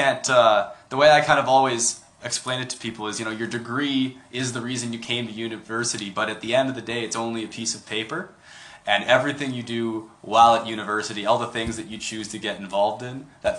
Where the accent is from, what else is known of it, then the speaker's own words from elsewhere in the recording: Burnaby, British Columbia, Canada; I'm born and raised in Burnaby, just down the road from UBC.